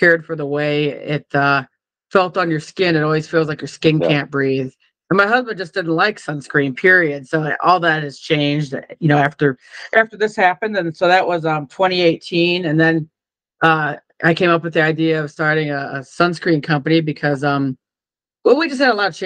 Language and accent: English; Iowa, United States; moved away; also born or lived in California; I'm from Iowa